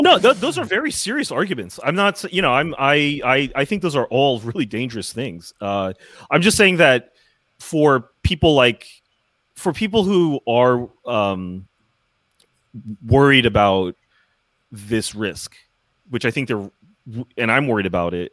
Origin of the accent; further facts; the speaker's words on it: United States; as an American